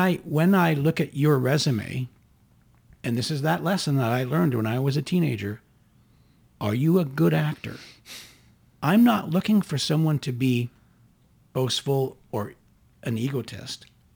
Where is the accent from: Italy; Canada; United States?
Canada; being a Canadian grown.